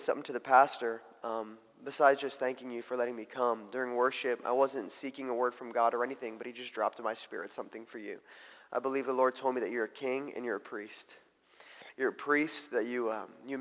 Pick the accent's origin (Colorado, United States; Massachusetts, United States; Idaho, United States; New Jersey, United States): New Jersey, United States; moved away; also born or lived in Mozambique; I grew up in New Jersey